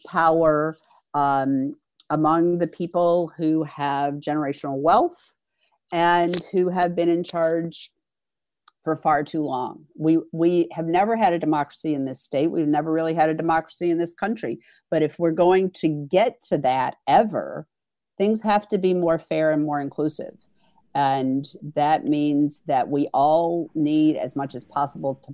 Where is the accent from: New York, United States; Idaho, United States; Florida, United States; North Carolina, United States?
North Carolina, United States; now in Wisconsin, United States; North Carolina, which is my home state